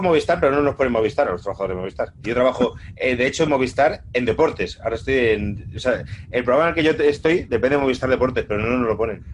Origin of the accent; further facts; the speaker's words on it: Castile and León, Spain; soy castellano leonés